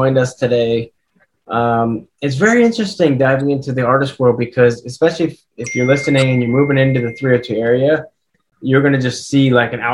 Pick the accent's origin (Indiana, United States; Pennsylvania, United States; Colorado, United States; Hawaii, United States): Pennsylvania, United States; also born or lived in Las Vegas; now in Delaware, United States; I'm from Pennsylvania